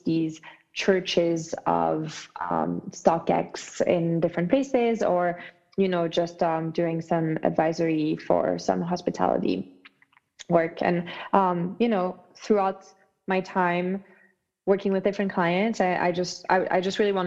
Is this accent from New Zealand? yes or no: no; France; moved away as an adult; now in United States; I grew up in France